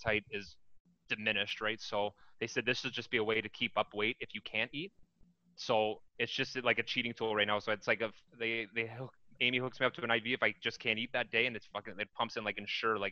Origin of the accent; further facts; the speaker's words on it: Harrow, Ontario, Canada; I was from Harrow